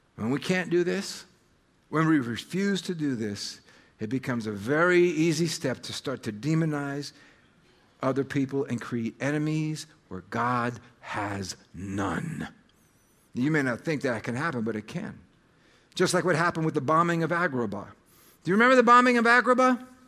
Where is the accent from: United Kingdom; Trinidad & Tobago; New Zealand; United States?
United States; American identity is really the bigger part, uh, of my story, even more so than being Serbian